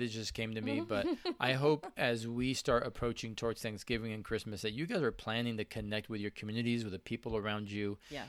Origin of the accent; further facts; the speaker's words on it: Spain; I am Hispanic from Spain.